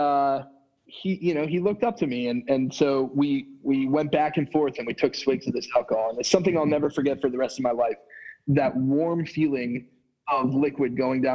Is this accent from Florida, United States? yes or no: yes; Florida, United States; I grew up down here in Florida